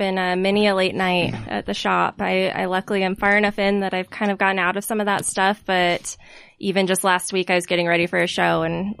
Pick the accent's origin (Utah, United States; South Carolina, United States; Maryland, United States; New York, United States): Utah, United States; South Jordan; also born or lived in Salt Lake City; I grew up out in South Jordan. I went to Bingham High School.